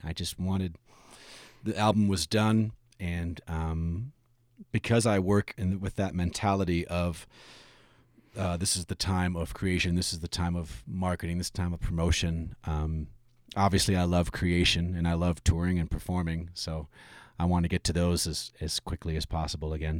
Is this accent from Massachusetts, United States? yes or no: no; Michigan, United States; moved away; I'm originally from Michigan